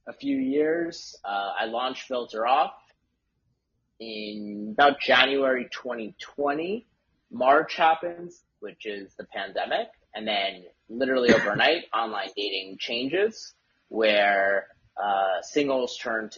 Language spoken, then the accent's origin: English; Westchester, New York, United States; also born or lived in Syracuse, New York; I grew up in Westchester, New York